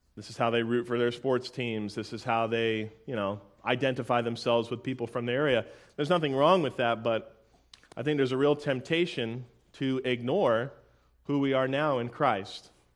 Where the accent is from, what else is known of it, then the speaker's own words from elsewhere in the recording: Tampa, Florida, United States; I'm from Tampa, Florida